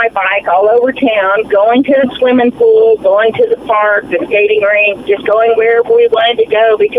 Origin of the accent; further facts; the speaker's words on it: Indiana, United States; and I grew up in Indiana